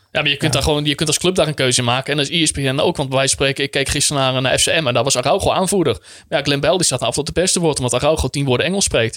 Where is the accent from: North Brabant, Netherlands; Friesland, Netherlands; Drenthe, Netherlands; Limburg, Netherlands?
Friesland, Netherlands; also born or lived in Groningen; ik ben opgegroeid in Friesland